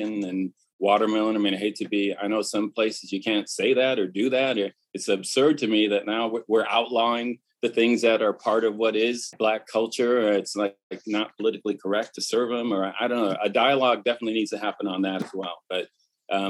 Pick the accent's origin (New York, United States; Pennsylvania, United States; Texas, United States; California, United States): California, United States; Oxnard; also born or lived in Novato, Marin County; I grew up in California. I'm a public school kid